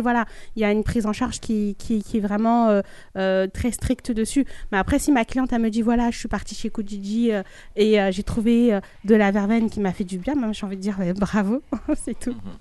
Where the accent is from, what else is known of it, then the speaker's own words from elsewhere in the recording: Mali; je suis malienne